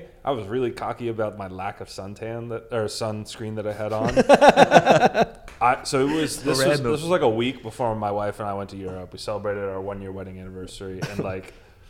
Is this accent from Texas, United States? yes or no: no; Miami, Florida, United States; I'm from Miami.